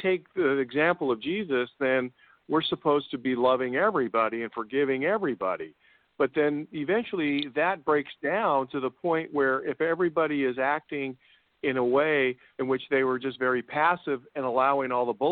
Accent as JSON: {"language": "English", "country": "United States", "said": "I'm American"}